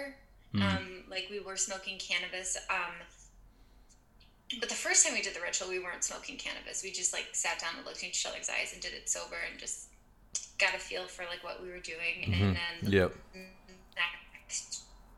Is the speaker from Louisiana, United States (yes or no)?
no; Michigan, United States; also born or lived in Manhattan, New York; now in Detroit, United States; I am from Michigan. I'm in the Midwest of the United States. I grew up in a really small and conservative town